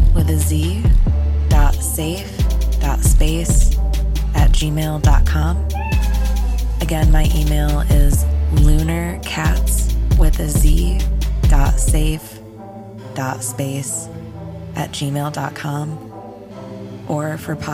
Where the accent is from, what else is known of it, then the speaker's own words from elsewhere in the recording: Lansing, Michigan, United States; moved away as an adult; now in Germany; born and raised in Lansing, Michigan, but for the last 5 years, I've been living and working overseas in Germany